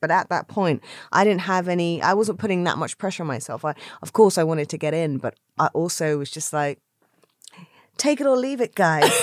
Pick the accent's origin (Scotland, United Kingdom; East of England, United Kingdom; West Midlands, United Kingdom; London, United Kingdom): London, United Kingdom; where I grew up in South London, in Brixton